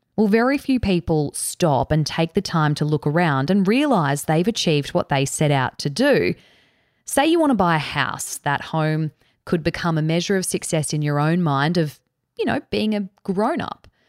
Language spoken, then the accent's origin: English; Cairns, Queensland, Australia; also born or lived in Canberra; I was born in Canberra. We moved to Cairns in far north Queensland when I was around four years old